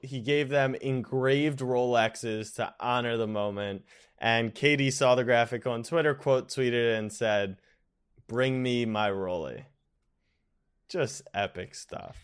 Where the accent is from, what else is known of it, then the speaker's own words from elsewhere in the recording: United States; We're lazy Americans